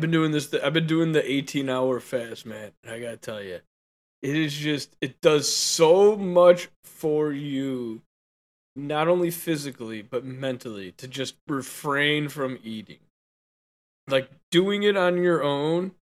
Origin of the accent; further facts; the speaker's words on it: Guam; I'm from Guam.